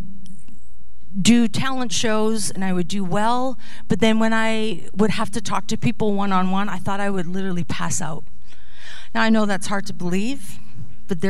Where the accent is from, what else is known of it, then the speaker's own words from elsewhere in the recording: Netherlands; moved away; I was born in the Netherlands